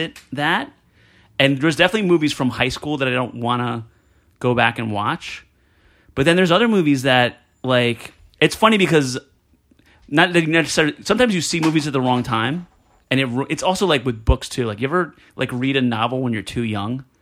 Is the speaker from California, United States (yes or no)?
no; New Jersey, United States; growing up in Jersey